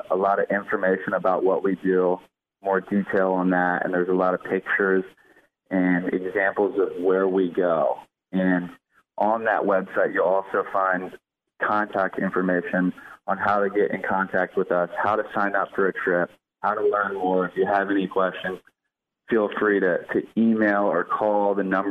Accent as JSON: {"language": "English", "town": "Fredericksburg", "region": "Virginia", "country": "United States", "moved": "yes", "lives_now": "Newport Beach, United States", "said": "I'm originally from Fredericksburg, Virginia, and I moved out to California where I live now, in Newport Beach, California"}